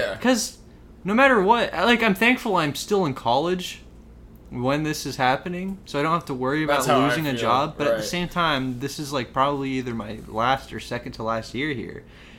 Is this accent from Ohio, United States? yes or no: yes; Worthington, Ohio, United States; I was raised middle class. So I always thought my parents were doing really well. I grew up in Worthington, Ohio.